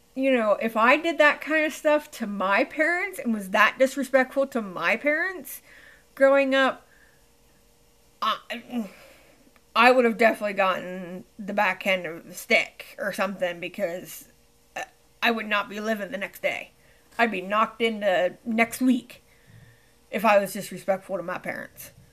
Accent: Pennsylvania, United States; my home state

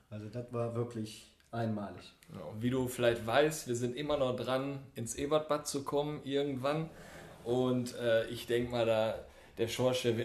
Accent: East Germany, Germany; ich bin Ossi

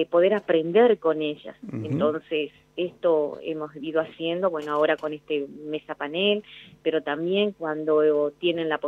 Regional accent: Jujuy, Argentina; moved away as an adult; now in Tucumán, Argentina; Jujuy. Me vine acá a la universidad a estudiar cuando tenía 18 años. Eh, no fue fácil porque en un pueblo donde yo nací, en estamos hablando de la década de los años 80

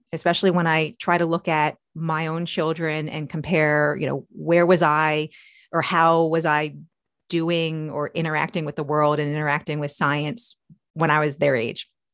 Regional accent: New York, United States; moved away as an adult; now in Maryland, United States; I'm from New York, although I wasn't born there, but I, I consider myself from New York because that's where my memories are. But I've spent my entire adult life in Maryland.

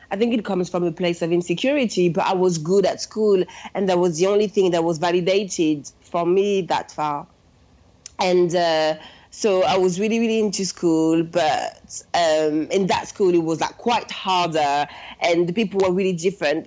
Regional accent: suburbs of Paris, Île-de-France, France; English is a second language; moved away as an adult; now in London, United Kingdom; I was born and raised in France. I'm from Paris, um, but really the suburbs of Paris.

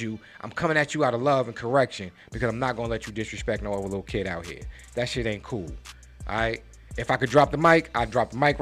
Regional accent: New York, United States; I'm from New York. All right? I'm from the town where we talk big shit

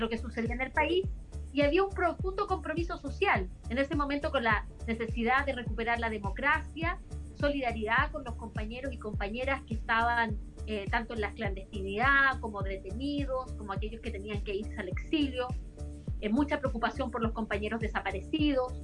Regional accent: Osorno, Los Lagos, Chile; also born or lived in Puerto Montt; Yo nací el año 72 vivía en, en Osorno, ahí nací en Osorno

